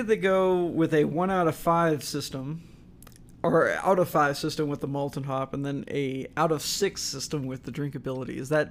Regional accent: Texas, United States; growing up in Texas

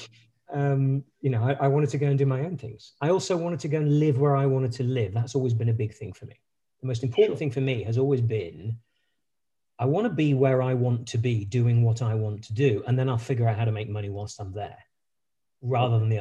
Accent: United Kingdom; accent: British; moved away as an adult; also born or lived in French Alps / United States; my accent, I'm a British, British by origin. Was born in the UK. I spent most of my formative, pretty much all my formative years up to my bachelor's degree in the UK.

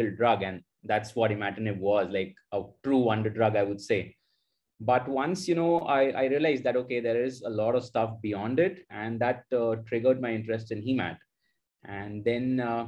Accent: Mumbai, Maharashtra, India; moved away as an adult; now in Lucknow, India; I grew up in Bombay, Mumbai, basically. That's where I did my entire schooling

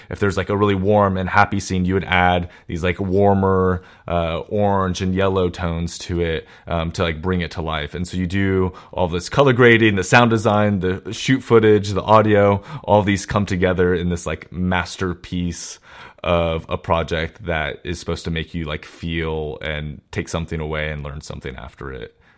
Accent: Walnut Creek, California, United States; also born or lived in San Francisco Bay Area; in the Walnut Creek area where my hometown is

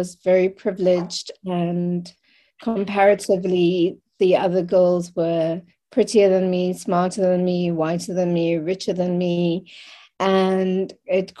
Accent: Cape Town, Western Cape, South Africa; I was born in Cape Town in 1976, in South Africa. And so I have the privilege of and pain of experiencing both sides of growing up in the apartheid regime

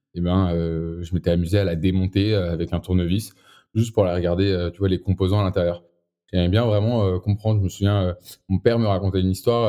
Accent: Boulogne-Billancourt, Île-de-France, France; je viens de Boulogne, boulogne encore

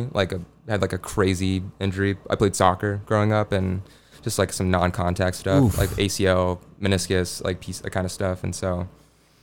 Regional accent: Memphis, Tennessee, United States; I'm from Memphis, and so it was about like growing up in Memphis

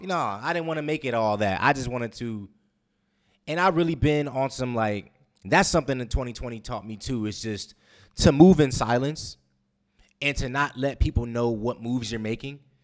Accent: West Coast, United States; moved away as an adult; now in Guam; I'm a West Coast guy

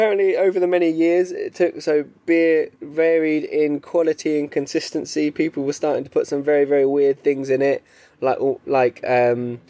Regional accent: England, United Kingdom

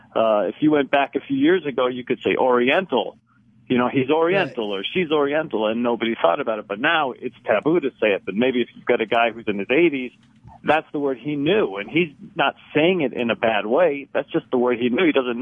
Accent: Cyprus; Right, I'm from Cyprus, Cypriot.

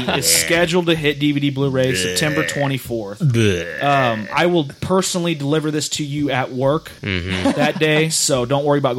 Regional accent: St. Louis, Missouri, United States; being in St. Louis, and I'm from St. Louis

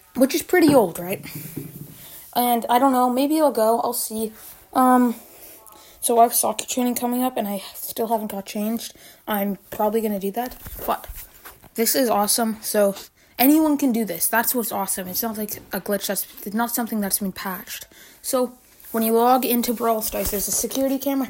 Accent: Canada; I'm Canadian

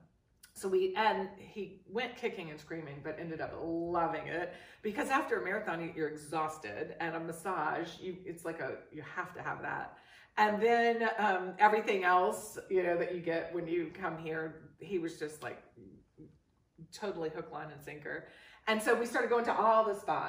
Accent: New Orleans, Louisiana, United States; moved away; I'm from New Orleans, and New Orleans is all French, you know. And so I had the influence of growing up in a French area.

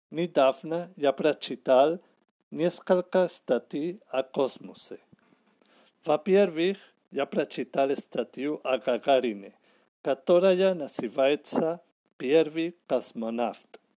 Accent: Barcelona, Catalonia, Spain; Russian is a second language; я из Барселоны

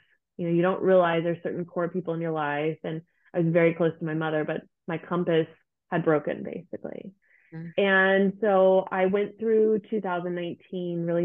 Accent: United States; moved away as an adult; now in Germany; I am an American living in Germany

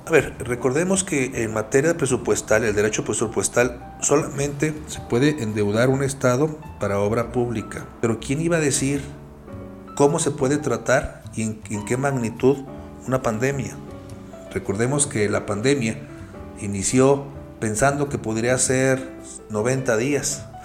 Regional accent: Mexico; Todos somos mexicanos

